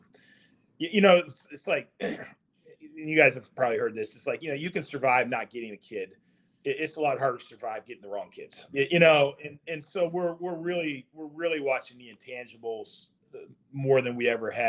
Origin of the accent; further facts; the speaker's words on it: Hamilton, Ohio, United States; I grew up just outside Cincinnati